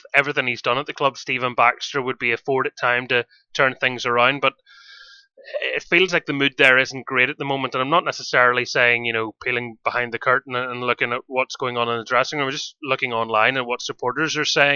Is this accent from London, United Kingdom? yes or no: no; Carrickfergus, Northern Ireland, United Kingdom; I'm from Carrick